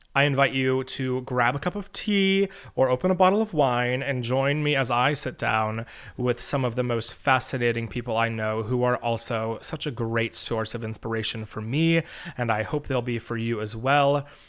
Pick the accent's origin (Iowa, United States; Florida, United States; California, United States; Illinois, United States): Florida, United States; St. Petersburg; also born or lived in Elon University, North Carolina; now in New York City, United States; I was born and raised in St. Petersburg, Florida